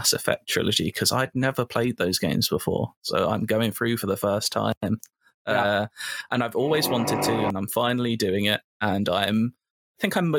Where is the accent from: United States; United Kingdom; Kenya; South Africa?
United Kingdom; I'm a British